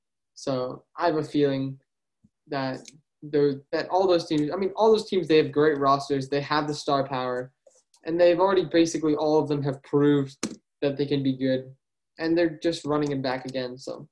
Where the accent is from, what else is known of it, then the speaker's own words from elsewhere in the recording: New Jersey, United States; I'm from New Jersey.